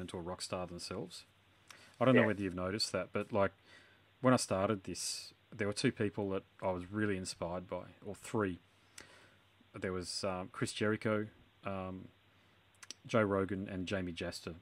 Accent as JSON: {"language": "English", "country": "Australia", "said": "I'm Aussie, but my mother's heritage is Irish, and my father's heritage is all Scottish"}